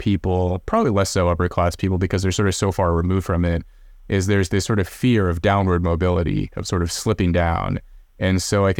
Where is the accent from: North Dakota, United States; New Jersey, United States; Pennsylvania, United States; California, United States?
California, United States; where we grew up near Red. We were actually in Corning. I don't know if you, I know you're in California. I don't know if you know where Corning is. It's way up north. It's up in the sticks, man.